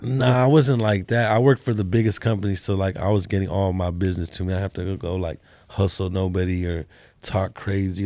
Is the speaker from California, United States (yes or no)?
yes; California, United States; moved away; I was from Cali too